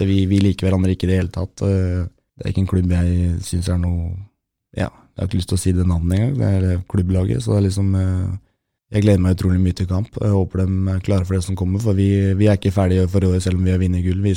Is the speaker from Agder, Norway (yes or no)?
no; Romsås, Oslo, Norway; also born or lived in Toten; Altså, jeg er fra Romsås og Toten, ikke minst.